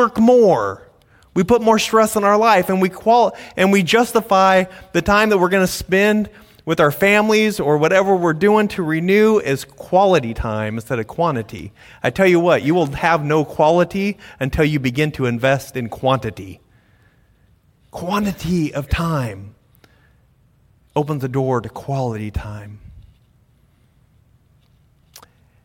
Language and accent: English; United States; we're American